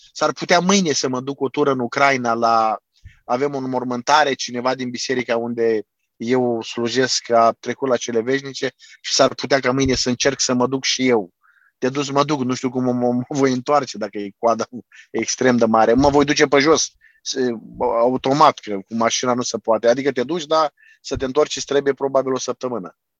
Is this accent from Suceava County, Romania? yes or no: no; Constanța, Constanța County, Romania; moved away as an adult; also born or lived in Ukraine; now in Chernivtsi, Ukraine; eu sunt de la Constanța